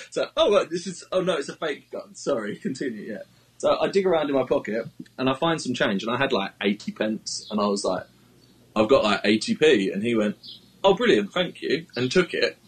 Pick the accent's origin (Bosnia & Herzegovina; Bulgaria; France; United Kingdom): United Kingdom; as a British tweeter